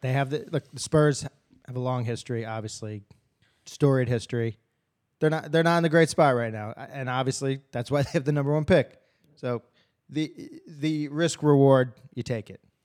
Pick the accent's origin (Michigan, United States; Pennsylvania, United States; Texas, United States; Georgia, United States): Pennsylvania, United States; Philadelphia; I'm from Philadelphia